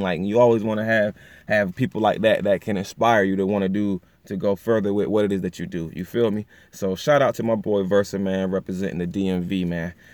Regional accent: Pocomoke City, Maryland, United States; my hometown, actually small city, Pocomo City, Maryland, you know, but, um, you know, we're, we're from the Eastern Shore.

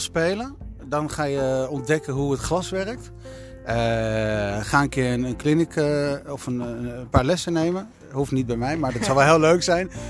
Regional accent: Netherlands; Wij zijn Nederlanders. En wij Nederlanders

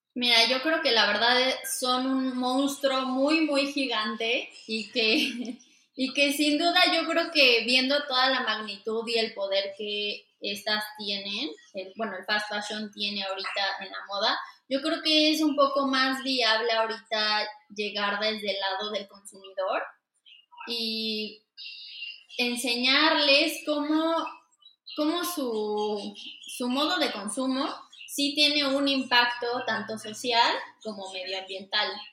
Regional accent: Mexico City, Mexico; soy de aquí de, México, nací y crecí en la Ciudad de México, específicamente en Xochimilco.

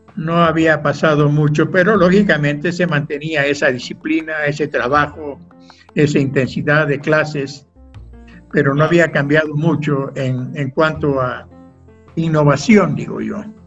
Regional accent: Quito, Pichincha, Ecuador; moved away; Yo nací en Quito el año 1938 hace muchísimos años

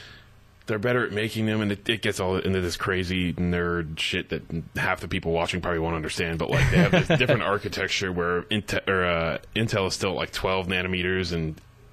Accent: Pottsville, Pennsylvania, United States; Yeah, Pottsville.

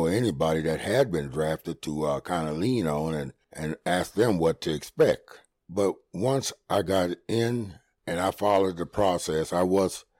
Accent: Beaufort, South Carolina, United States; I was from Beaufort, South Carolina

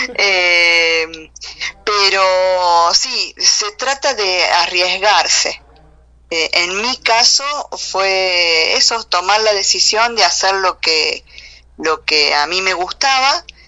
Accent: Corral de Bustos, Córdoba, Argentina; yo soy de Argentina, nací eh, en la ciudad de Córdoba, Argentina, pero transité gran parte de eh, mi niñez y mi adolescencia en eh, una ciudad pequeña que se llama Corral de Bustos y Flinger, en la provincia también de acá de Córdoba.

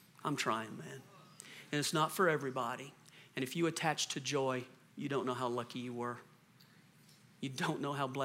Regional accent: the South, United States; moved away; I'm from the South originally

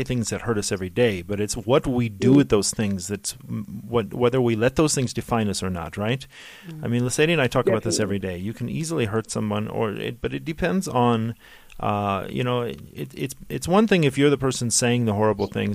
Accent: United States; a kid growing up in the States

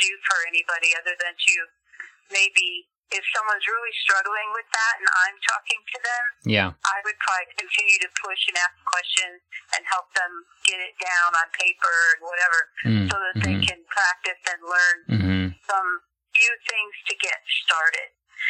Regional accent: Guinea; I grew up in Guinea. It's just a really small country in South Africa, in West Africa.

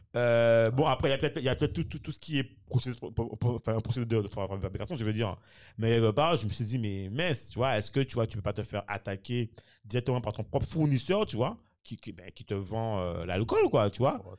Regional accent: Morne-à-l'Eau, Guadeloupe, France; je suis de Mondalo

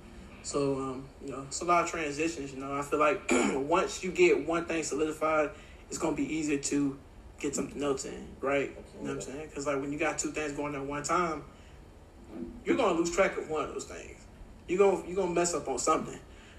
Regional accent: the South, United States; But I'm like super from the South. Yeah. So it's like we had sweet tea.

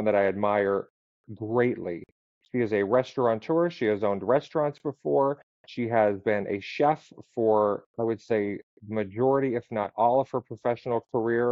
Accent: West Pittston, Pennsylvania, United States; also born or lived in Wyoming, Pennsylvania; now in Tampa, United States; I grew up in Wyoming and West Pittston, Pennsylvania

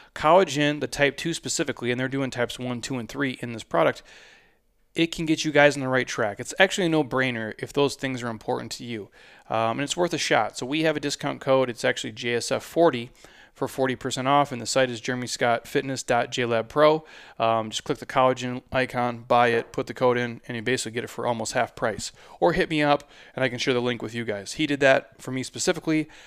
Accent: Midwest, United States; I'm from the Midwest

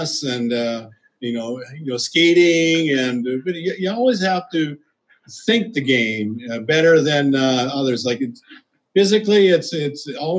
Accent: Saskatchewan, Canada; moved away; I'm always from Canada, so I played for Canada all those years

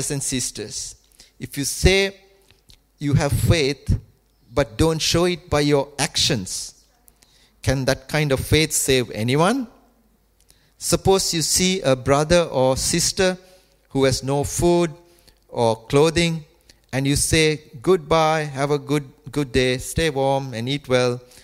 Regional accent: Colombo, Western Province, Sri Lanka; moved away; when I was growing up in Sri Lanka, our house was in the capital, Colombo

